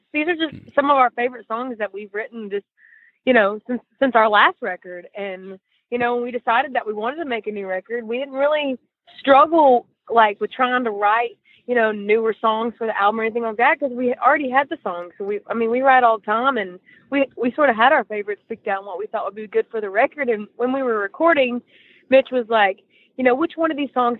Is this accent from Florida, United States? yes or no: no; East Tennessee, United States; now in Nashville, United States; We're from East Tennessee